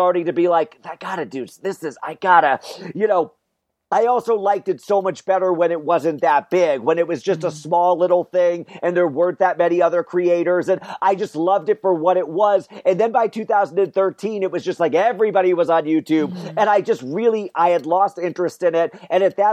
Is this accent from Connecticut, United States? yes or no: yes; Wallingford, Connecticut, United States; So I grew up in Central Connecticut, about halfway between Hartford and New Haven.